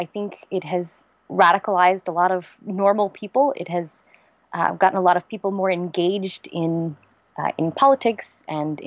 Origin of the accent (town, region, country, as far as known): Charlottesville, Virginia, United States; born or raised there